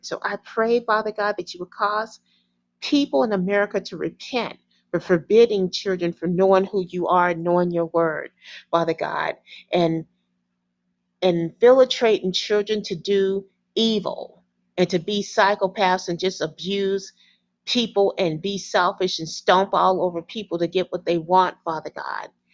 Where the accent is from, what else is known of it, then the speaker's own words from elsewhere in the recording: United States; me as American